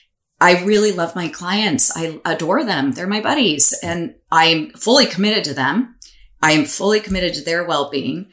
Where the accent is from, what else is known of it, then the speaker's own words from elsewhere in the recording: United States; as Italian American